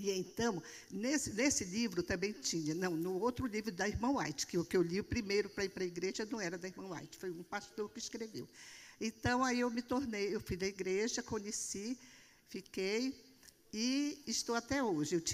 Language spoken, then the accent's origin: Portuguese; Marajó Island, Pará, Brazil; Eu sou do norte do Brasil, nasci na Ilha do Marajó e fui criada com leite de búfalo.